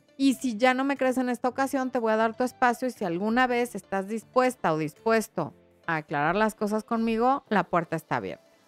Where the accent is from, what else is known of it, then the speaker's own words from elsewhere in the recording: Mexico City, Mexico; yo nací aquí en la Ciudad de México